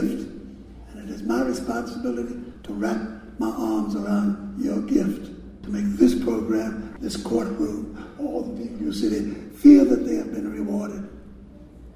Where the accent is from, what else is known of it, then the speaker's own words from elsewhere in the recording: New York City, New York, United States; I was born in Harlem. I grew up in Harlem